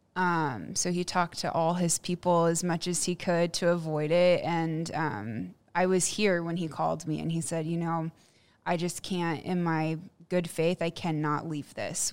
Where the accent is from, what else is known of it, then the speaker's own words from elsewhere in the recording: Plano, Texas, United States; also born or lived in Houston, Texas; I grew up in Plano, and I had a pretty normal upbringing